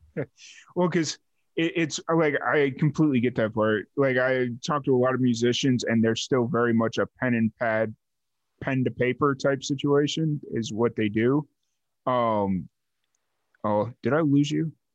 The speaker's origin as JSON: {"language": "English", "town": "Chicago", "region": "Illinois", "country": "United States", "tie": "born or raised there", "said": "I grew up in the south suburbs of Chicago"}